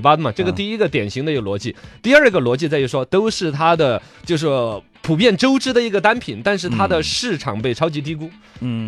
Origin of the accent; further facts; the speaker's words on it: China; 我们中国人